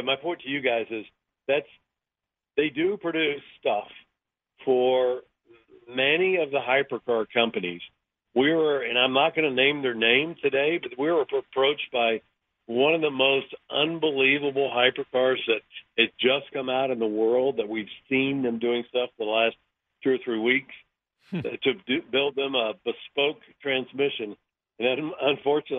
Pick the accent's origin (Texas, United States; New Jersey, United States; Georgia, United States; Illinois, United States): Texas, United States; Dallas; my neighbor, who's my buddy from high school, and we grew up in Dallas